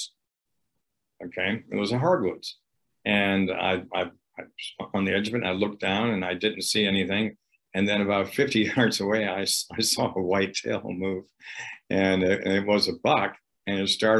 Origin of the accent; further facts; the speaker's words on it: upstate New York, United States; pheasants everywhere in upstate New York. When I was growing up, we didn't even use the dog